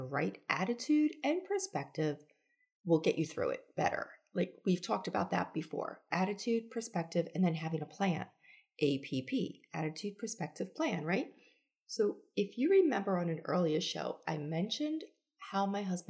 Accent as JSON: {"language": "English", "region": "New York", "country": "United States", "also_born_or_lived": "Charleston, South Carolina", "moved": "yes", "lives_now": "Florida, United States", "said": "I'm originally a New Yorker"}